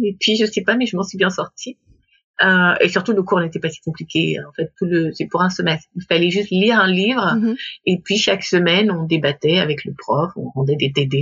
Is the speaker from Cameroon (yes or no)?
no; Gabon; moved away as an adult; now in Paris, France; je suis née, j'ai grandi au Gabon